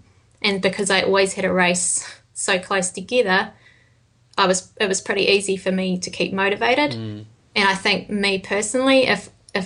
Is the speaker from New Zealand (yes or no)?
yes; New Zealand; being from New Zealand